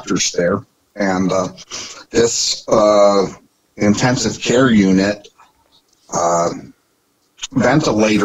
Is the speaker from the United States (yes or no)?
yes; Norfolk, Virginia, United States; moved away as an adult; also born or lived in Chicago, Illinois; now in Evanston, United States; I grew up in Norfolk, Virginia, graduated at the top of my class at Granby High School